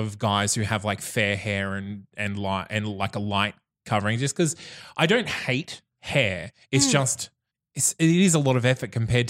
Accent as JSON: {"language": "English", "town": "Bundaberg", "region": "Queensland", "country": "Australia", "said": "I'm from Bundaberg."}